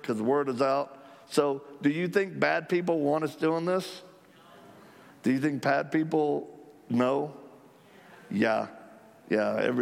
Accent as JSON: {"language": "English", "country": "United States", "said": "we're Christians from America"}